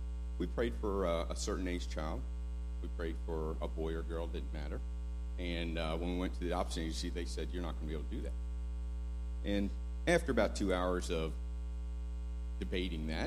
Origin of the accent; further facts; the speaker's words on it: Texas, United States; I'm from Texas